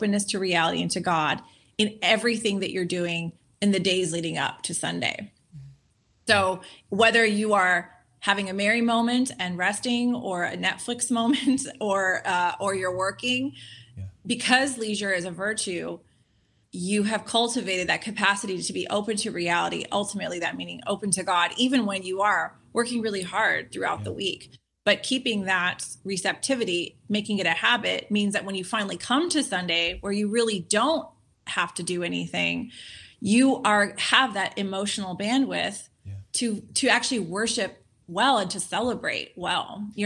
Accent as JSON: {"language": "English", "town": "Los Angeles", "region": "California", "country": "United States", "tie": "born or raised there", "said": "growing up in Los Angeles"}